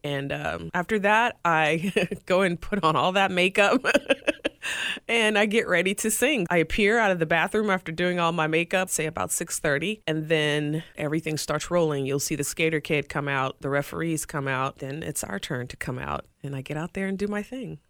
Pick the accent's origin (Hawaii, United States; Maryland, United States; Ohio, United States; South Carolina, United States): South Carolina, United States; Greenville; now in Tampa, United States; my hometown E C H L team, the Greenville Swamp Rabbits